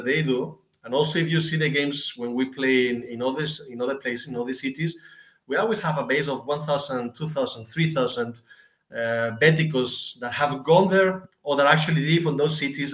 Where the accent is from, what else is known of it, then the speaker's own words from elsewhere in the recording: Seville, Andalusia, Spain; my parents met in Sevilla and I was born there and raised there